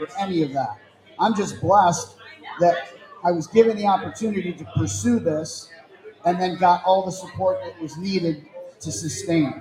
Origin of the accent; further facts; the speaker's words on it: Camillus, New York, United States; I'm born and raised in Camillus, went to West Genesee, played on the hockey team, graduated in 1984.